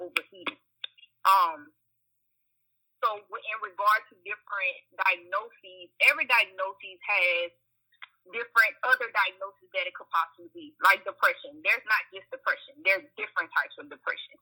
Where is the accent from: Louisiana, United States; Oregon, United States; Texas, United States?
Louisiana, United States; Washington; moved away as an adult; now in Lafayette, United States; I am originally from Washington, Louisiana, but my practice is based in Lafayette, Louisiana. I've been residing here since undergraduate 2003.